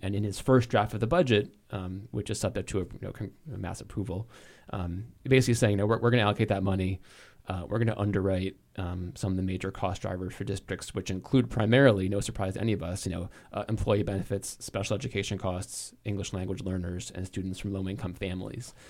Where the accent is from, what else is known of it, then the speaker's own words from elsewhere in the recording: New England, United States; I grew up in New England